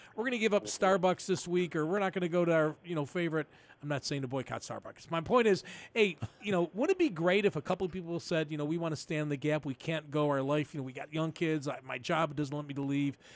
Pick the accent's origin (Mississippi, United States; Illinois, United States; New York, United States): New York, United States; Buffalo; growing up in North Buffalo